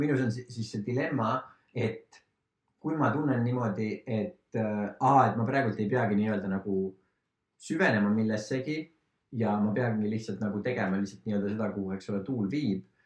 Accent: Estonia; also born or lived in Lahemaa; mina olen ka maalt pärit

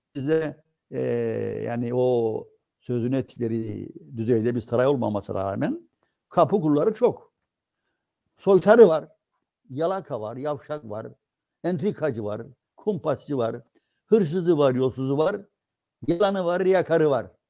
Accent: Cyprus; bizim e, Türkiye'den farklılıklarımızı

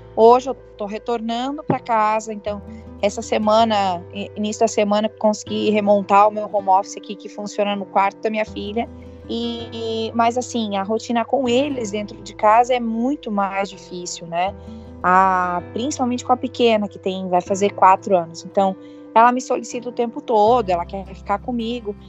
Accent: Jaraguá do Sul, Santa Catarina, Brazil; sou de Jaraguá do Sul, aqui de Santa Catarina

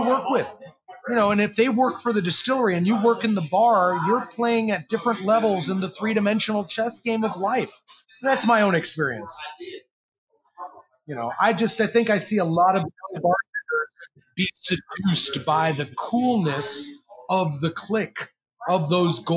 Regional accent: Chicago, Illinois, United States; now in Louisville, United States; I'm originally from Chicago

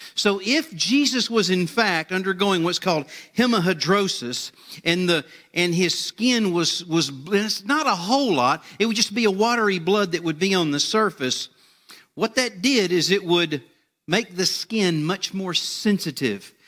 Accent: United States; my hometown, uh, over in Liberty County

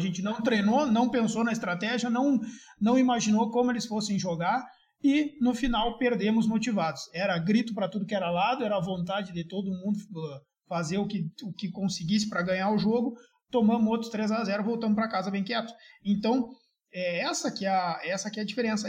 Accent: Santo Ângelo, Rio Grande do Sul, Brazil; eu sou de uma cidade do interior do Rio Grande do Sul que se chama Santo Ângelo

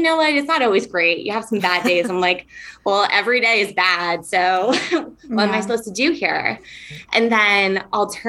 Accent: New York, United States; moved away as an adult; now in San Diego, United States; I grew up in New York on the East Coast

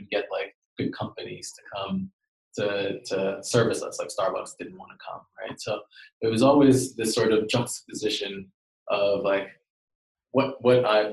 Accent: New York City, New York, United States; now in London, United Kingdom; I actually grew up in Queens in New York, and in a place called Jamaica, Queens

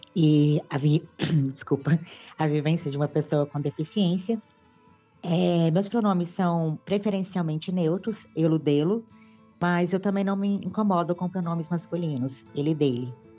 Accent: Belo Horizonte, Minas Gerais, Brazil; sou de Belo Horizonte, Minas Gerais

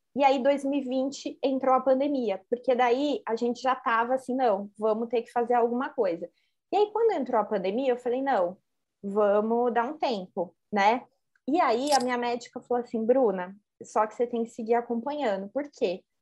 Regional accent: Assis, São Paulo, Brazil; eu sou de Assis

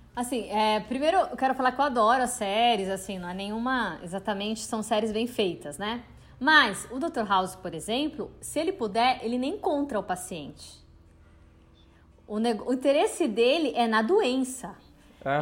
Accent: Campinas, São Paulo, Brazil; moved away as an adult; now in São Paulo, Brazil; eu sou de Campinas e vim para São Paulo para fazer artes cênicas na USP

